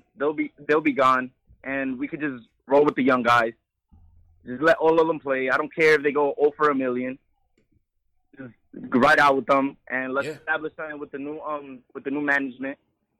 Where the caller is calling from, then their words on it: Bronx, New York, United States; from the Bronx.